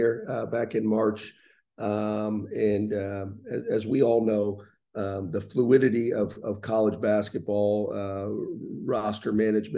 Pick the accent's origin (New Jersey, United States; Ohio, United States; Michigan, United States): Ohio, United States; Columbus; moved away as an adult; now in Bloomington, United States; I was born and raised in Columbus, Ohio